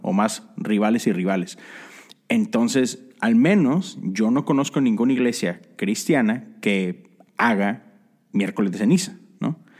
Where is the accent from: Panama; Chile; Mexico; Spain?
Mexico; cuando yo crecí en la iglesia en México